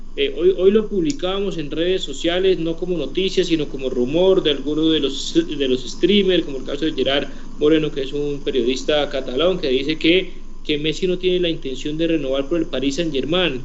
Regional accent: Colombia; nuestro país, en Colombia

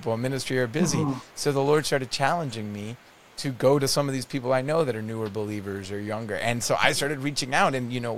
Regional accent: Netherlands; now in Canada; my family to visit where I grew up in the Netherlands

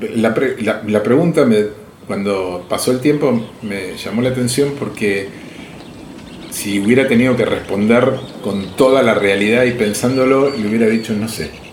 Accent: Argentina; lo que somos los argentinos

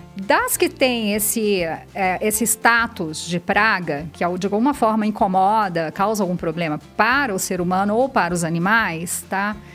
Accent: Minas Gerais, Brazil; moved away as an adult; also born or lived in Rio Claro; now in São Paulo, Brazil; sou de Minas. É, vim para São Paulo fazer mestrado e doutorado

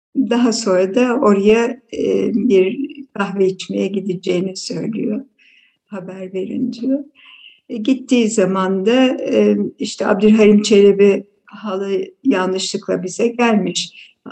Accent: Istanbul, Turkey; also born or lived in Aleppo, Syria; Biz beş kardeş dördümüz Halep'te doğduk. Daha sonra okul çağlarımızda e, anneannem İstanbul'da oturuyordu. O yüzden e, İstanbul'a geldik e, ve İstanbul'da okula verdiler.

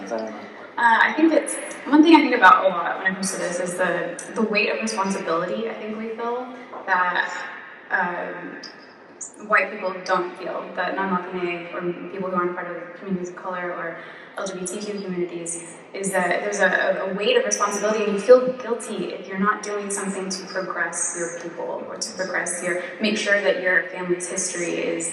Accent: Los Angeles, California, United States; I'm a Chicana from Los Angeles

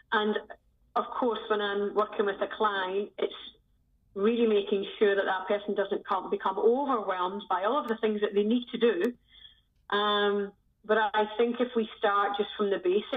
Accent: Scotland, United Kingdom; moved away as an adult; also born or lived in Southeast Asia / Sri Lanka; now in The Hague, Netherlands; I'm originally from Scotland. And I left Scotland 20 years ago now.

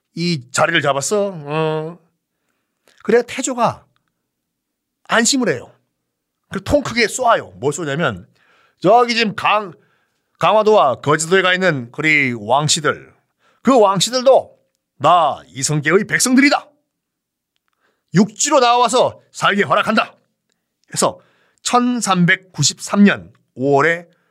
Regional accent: Busan, South Korea; 저는 어렸을 때 부산 사람이기 때문에 납셈이라는 걸 생선을 굉장히 많이 먹고 자랐거든요.

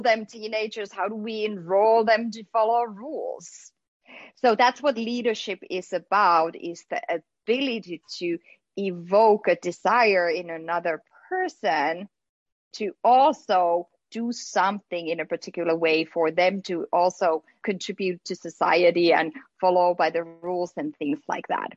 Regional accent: Finland; now in United States; growing up in Finland

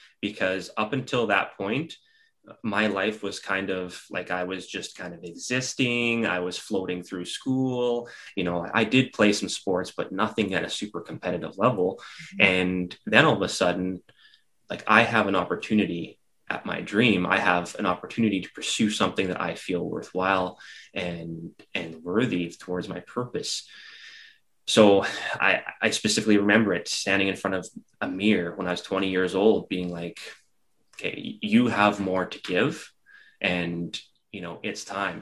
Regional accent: Regina, Saskatchewan, Canada; as a young kid, I grew up in Regina, Saskatchewan

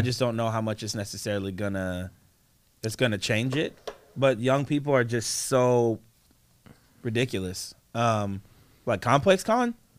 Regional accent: East Coast, United States; I'm from the East Coast

